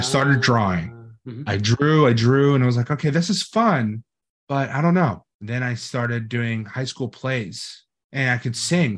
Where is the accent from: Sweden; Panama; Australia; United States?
United States; Los Angeles, California; now in Florida, United States; I grew up in Hollywood, California